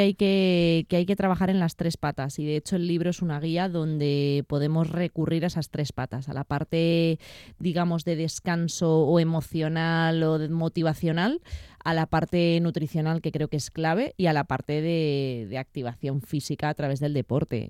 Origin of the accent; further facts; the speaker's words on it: Madrid, Community of Madrid, Spain; yo nací en Madrid